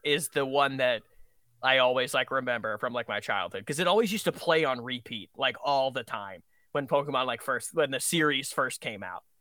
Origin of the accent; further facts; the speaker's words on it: Vermont, United States; I grew up in Vermont